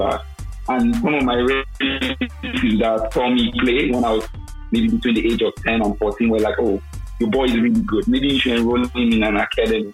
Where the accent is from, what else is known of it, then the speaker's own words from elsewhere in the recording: Lagos, Nigeria; moved away as an adult; also born or lived in Dubai, UAE; now in Austria; My story in growing up in Lagos. I grew up in Lagos